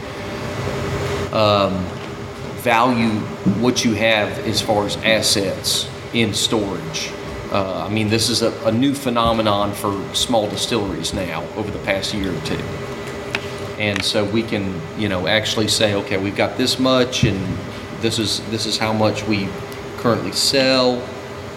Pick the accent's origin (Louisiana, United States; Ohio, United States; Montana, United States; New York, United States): Louisiana, United States; outside of New Orleans; moved away as an adult; now in Clarksville, United States; I'm from Louisiana originally, outside of New Orleans